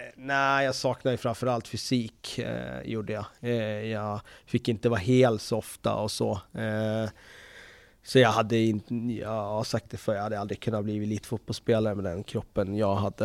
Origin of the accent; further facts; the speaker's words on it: Västerås, Västmanland, Sweden; när jag växte upp här i Västerås